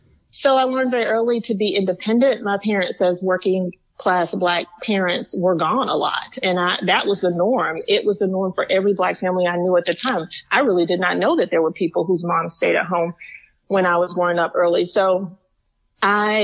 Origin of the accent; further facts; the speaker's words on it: the South, United States; as a young Black woman growing up in the South